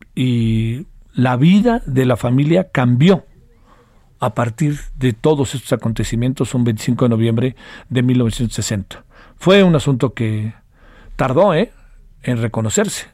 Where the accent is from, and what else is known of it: Mexico